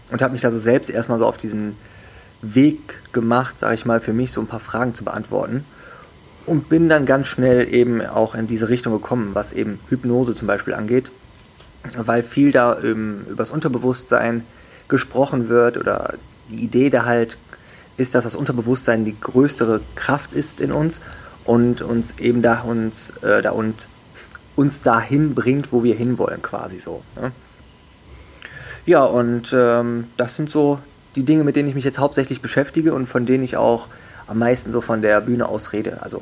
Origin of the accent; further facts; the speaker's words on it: Wuppertal, North Rhine-Westphalia, Germany; Also ich bin aufgewachsen, geboren und aufgewachsen in Wuppertal und ähm, habe dort erstmal bin da ganz normal zur Schule gegangen